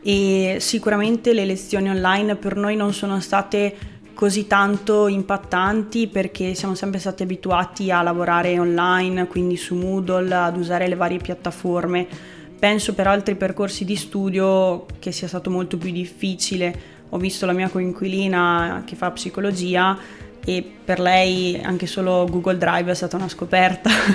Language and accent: Italian; Province of Rovigo, Veneto, Italy; moved away as an adult; now in Rovereto, Italy; Io sono veneta, provincia di Rovigo